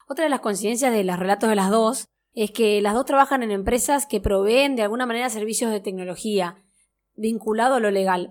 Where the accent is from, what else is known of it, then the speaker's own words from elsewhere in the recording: Misiones, Argentina; Yo soy de Misiones